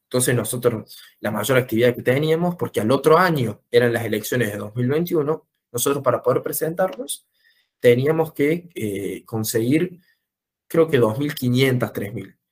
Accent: Córdoba, Argentina; nací en Córdoba, vivo en Córdoba desde siempre, eh, en el barrio del Verde

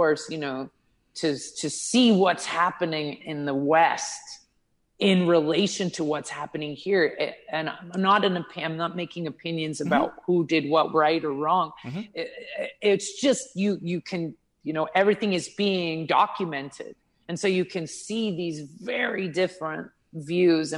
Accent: Prince Edward Island, Canada; now in Thailand; I'm Canadian. I was born on the east coast of Canada, so in a little island called Prince Edward Island

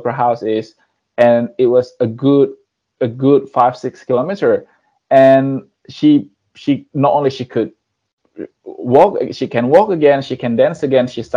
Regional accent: Indonesia; moved away; I came from Indonesia. I was born there and I grew up there.

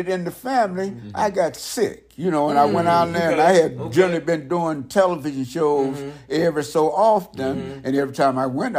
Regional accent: Verdun, Grand Est, France; also born or lived in Frankfurt, Germany; I was from Verdun, France, from Frankfurt, Germany.

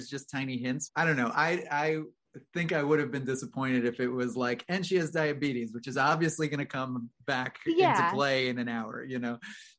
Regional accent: New York City, New York, United States; I grew up in New York City, so I feel like I always had like heavy metal dead bolts in every, in every door.

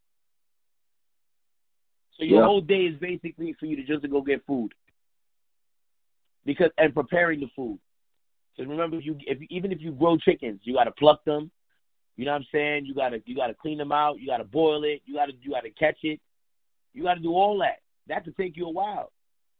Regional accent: Haiti; now in United States; I'm from Haiti and we don't have the bathroom in the house

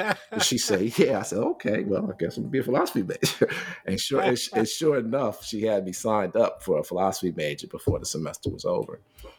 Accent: New York City, New York, United States; I talked about growing up in New York City, Queensbridge Public Housing Project, and then talked about really how I discovered my love for philosophy growing up in my neighborhood

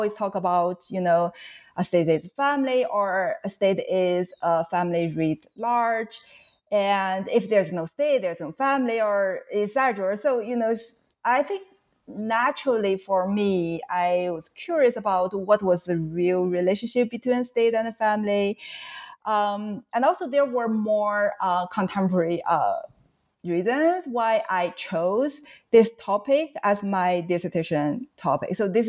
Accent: China; moved away; I grew up in China.

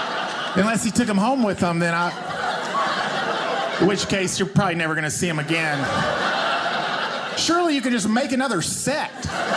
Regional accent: the South, Southern United States, United States; accent: Southern; talking with my Southern accent

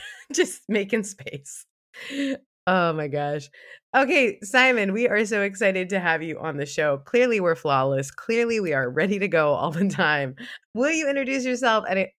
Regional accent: Mississippi, United States; We didn't do that where I grew up in Mississippi.

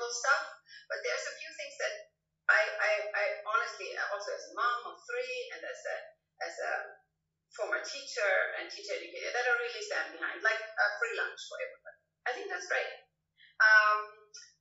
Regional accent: Austria; now in Finland; I'm actually not a so-called native born Finn. I'm actually from Austria, but I am, so in some sense I'm a migrant as well

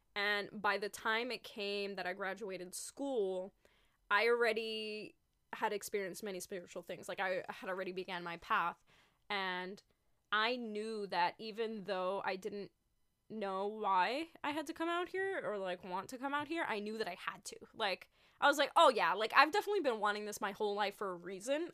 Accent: New York, United States; moved away as an adult; now in Los Angeles, United States; I'm not in New York. I'm in L A now, but I'm originally from New York.

